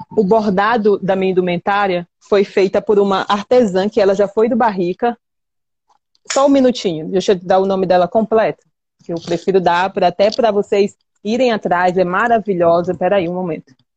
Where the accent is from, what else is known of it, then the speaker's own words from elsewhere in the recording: Maranhão, Brazil; nós, aqui, habitantes dessa região